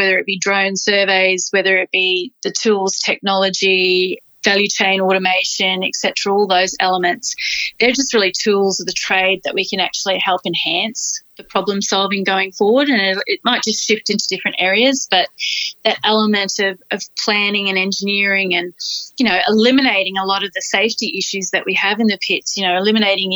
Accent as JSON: {"language": "English", "region": "North Queensland", "country": "Australia", "tie": "born or raised there", "said": "I grew up on the land. I'm from North Queensland, so I grew up on the land."}